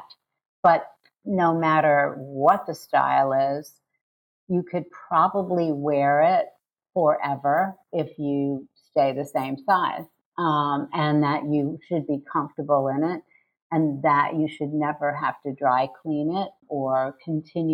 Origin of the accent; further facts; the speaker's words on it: New York City, New York, United States; I'm from New York City